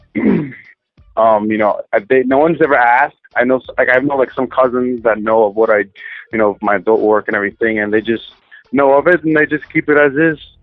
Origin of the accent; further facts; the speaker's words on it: upstate New York, United States; also born or lived in Manhattan, New York; I was born in Manhattan, raised in upstate New York